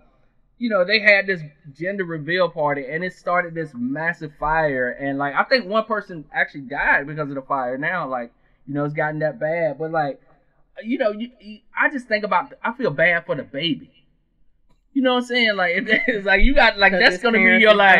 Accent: South Carolina, United States; I grew up in South Carolina

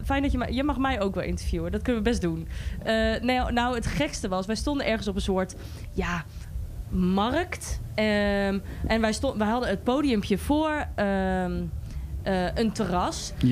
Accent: Goor, Overijssel, Netherlands; ik kom zelf uit Goor

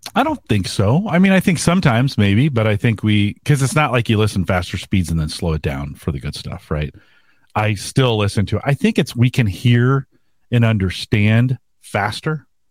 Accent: California, United States; moved away; I was from California.

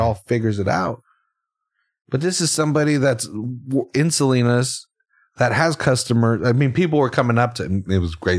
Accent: Salinas, California, United States; we were the young kids that were excluded from shit in, growing up in Salinas

